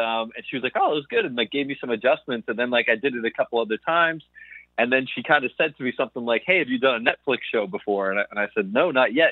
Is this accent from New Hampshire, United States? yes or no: yes; New Hampshire, United States; also born or lived in Stoneham, Massachusetts / Boston, Massachusetts; I was, you know, a kid up in New Hampshire. I was born in outside of Boston, Stoneham, and then I lived in New Hampshire and Boston.